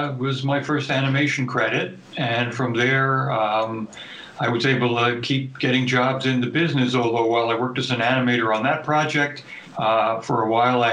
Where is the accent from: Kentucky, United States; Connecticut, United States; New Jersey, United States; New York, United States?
New York, United States; New York City; I grew up in New York City, which was a major media market